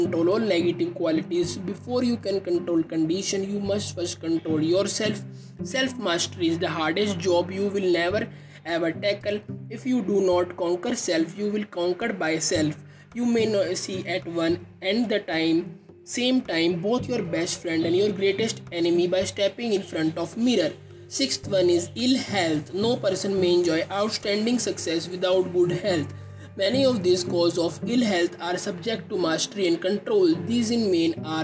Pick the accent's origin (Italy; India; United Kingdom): India; I am from India